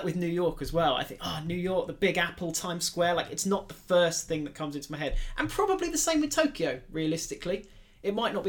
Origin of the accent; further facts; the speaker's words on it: United Kingdom; London. Because we're British.